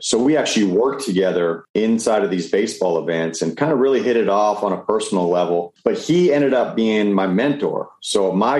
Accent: Canada; moved away as an adult; now in United States; I came from Canada back in 2004, came down to play baseball on a scholarship.

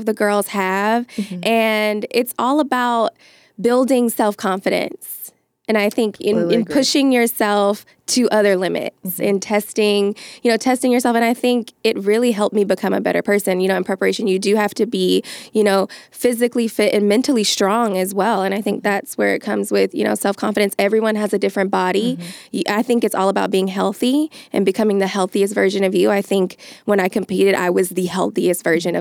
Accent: Atlanta, Georgia, United States; also born or lived in New Orleans; now in Los Angeles, United States; I'm originally from Atlanta. I'm a Southern girl.

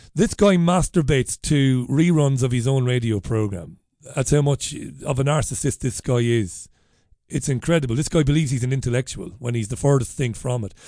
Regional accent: Ireland; now in United Kingdom; I'm an Irishman living in this country. I'm a migrant.

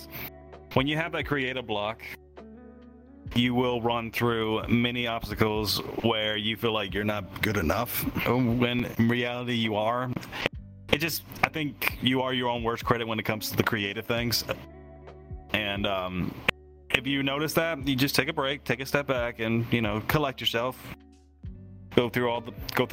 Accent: Tennessee, United States; my home state, which is Tennessee

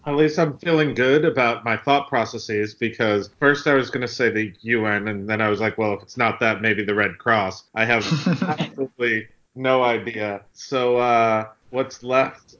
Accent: outside New York City, United States; I grew up outside of New York City

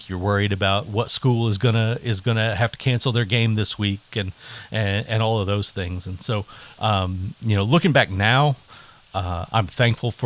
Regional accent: Yukon, Oklahoma, United States; I grew up in Yukon, in, you know, the 80s and 90s

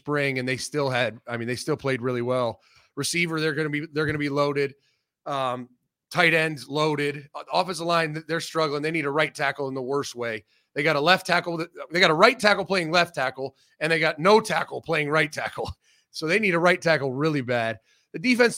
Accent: Ohio, United States; moved away; also born or lived in Philadelphia; we're both from Ohio.

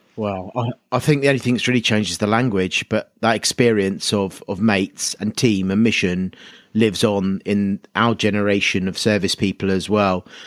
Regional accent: Kent, South East England, United Kingdom; growing up in Kent as well

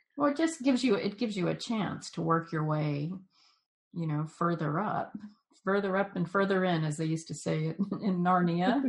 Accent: Jacksonville, Florida, United States; I grew up in Jacksonville

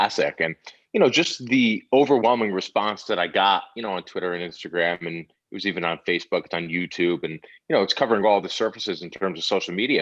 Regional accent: New Haven, Connecticut, United States; I was born in New Haven, Connecticut, and there used to be the New Haven Coliseum that used to be there

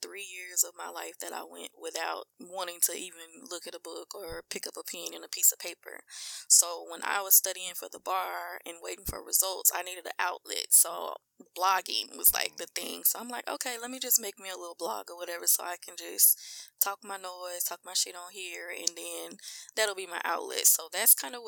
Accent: Mansfield, Louisiana, United States; we really from Mansfield

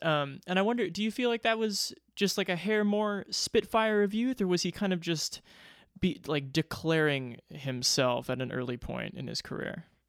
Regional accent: Omaha, Nebraska, United States; my hometown of Omaha, Nebraska

